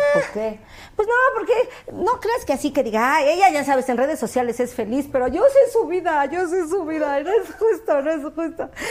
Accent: Mexico City, Mexico; moved away as an adult; now in Los Angeles, United States; soy del Distrito Federal, pero de la colonia Acuaducto de Observatorio

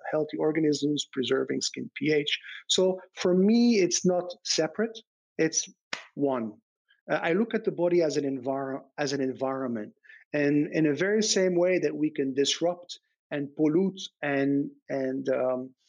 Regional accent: Belgium; moved away; I grew up in Belgium

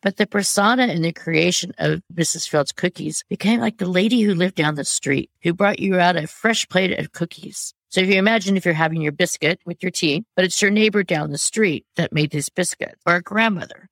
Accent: United States; I'm American

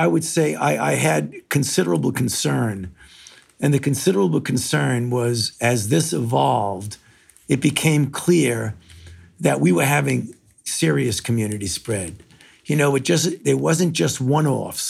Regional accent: New York City, New York, United States; moved away; I was born in New York, in Brooklyn, and I was, throughout my entire youth, I was a New York Yankees fan, even though I was living in Brooklyn

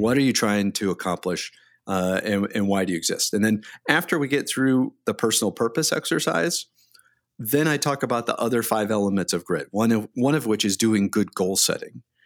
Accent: Delaware, Ohio, United States; moved away; I grew up in Delaware, Ohio, which is about twenty minutes north of, uh, Columbus, Ohio

